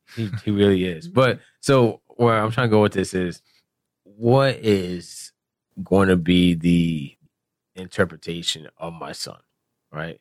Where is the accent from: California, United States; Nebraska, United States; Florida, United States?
Florida, United States; South; I grew up in South Florida